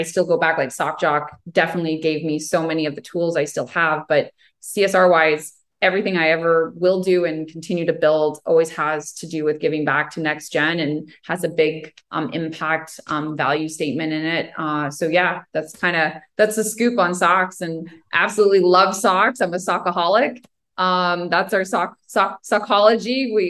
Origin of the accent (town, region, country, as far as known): Ottawa, Ontario, Canada